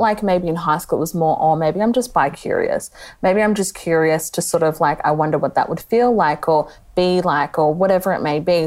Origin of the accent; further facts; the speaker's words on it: Melbourne, Victoria, Australia; now in Geelong, Australia; I live in Geelong, but I grew up in Melbourne